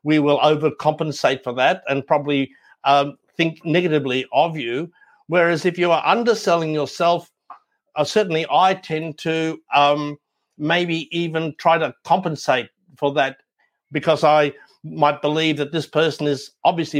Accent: Ireland; we're Irish

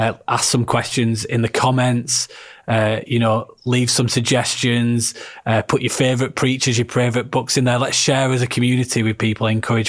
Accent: the north of England, United Kingdom; accent: Northern; my drivelly Northern accent

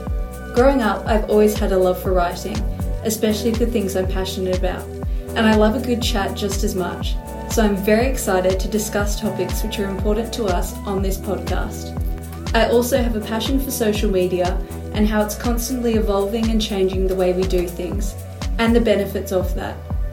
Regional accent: Perth, Western Australia, Australia; I'm 22 years old and I'm from Perth, Western Australia.

